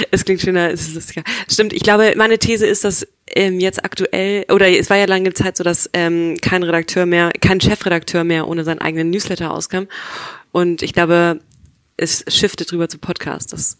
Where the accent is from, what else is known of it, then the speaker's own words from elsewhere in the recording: Hamburg, Germany; aber ich bin Hamburgerin ursprünglich